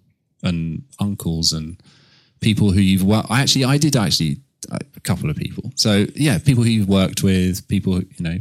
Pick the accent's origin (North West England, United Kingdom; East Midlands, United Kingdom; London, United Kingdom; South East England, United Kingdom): South East England, United Kingdom; Canterbury; I grew up in Canterbury.